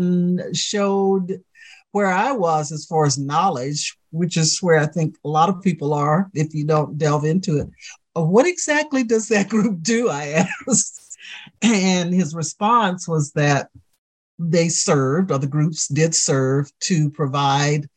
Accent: the South, United States; A young Black woman growing up in the South

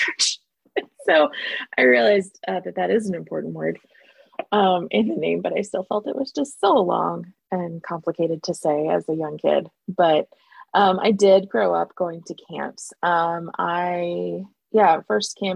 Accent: Pensacola, Florida, United States; moved away as an adult; also born or lived in Independence, Missouri; now in Atlanta, United States; I grew up in Pensacola, Florida, attending the North Pensacola congregation. Originally I was born in Independence, but we moved to Pensacola mid 80s

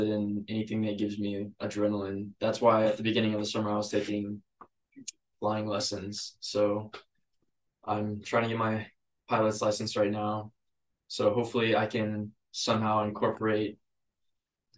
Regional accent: Joplin, Missouri, United States; also born or lived in South Carolina; I grew up all my life in Joplin, Missouri

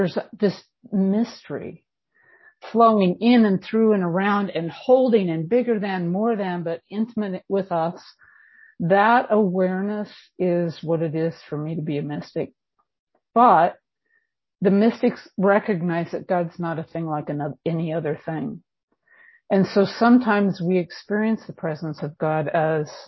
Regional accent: California, United States; now in Bend, United States; I am California born and bred. I live in Bend, Oregon now.

